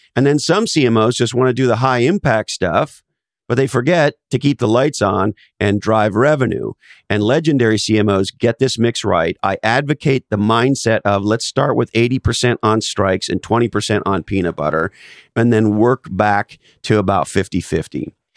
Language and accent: English; Canada; now in United States; I was originally born in Canada, and I'm now an American citizen